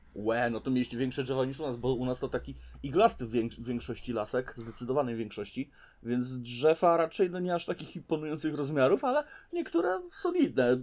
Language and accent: Polish; Toruń, Kuyavian-Pomeranian Voivodeship, Poland; u nas w Toruniu